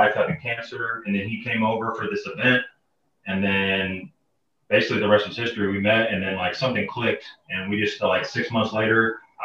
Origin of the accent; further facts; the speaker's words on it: Indianapolis, Indiana, United States; moved away as an adult; also born or lived in Cincinnati, Ohio; now in Las Cruces, United States; originally from Cincinnati and grew up in Indianapolis